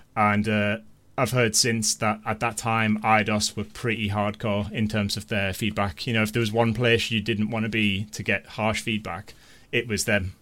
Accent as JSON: {"language": "English", "region": "North East England", "country": "United Kingdom", "said": "I'm from the Northeast"}